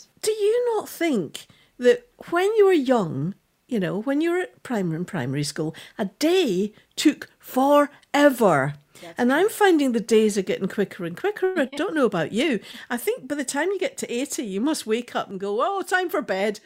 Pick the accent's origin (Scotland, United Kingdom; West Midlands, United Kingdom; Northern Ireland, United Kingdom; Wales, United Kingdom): Scotland, United Kingdom; I'm Scottish